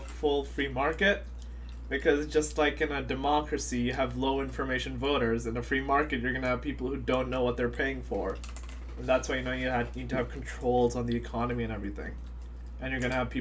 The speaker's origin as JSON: {"language": "English", "country": "United States", "tie": "born or raised there", "said": "I was born in America"}